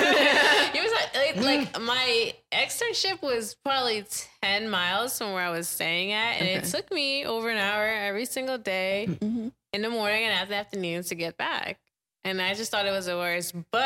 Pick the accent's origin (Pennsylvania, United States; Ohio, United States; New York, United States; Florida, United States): Pennsylvania, United States; Philadelphia; now in Jacksonville, United States; I was from Philly.